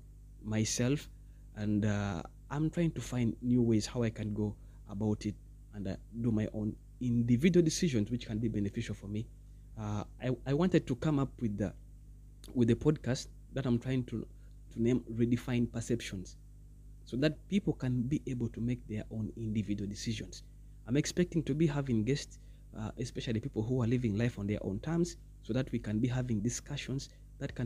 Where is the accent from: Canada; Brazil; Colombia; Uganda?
Uganda; I'm from Uganda, that's East Africa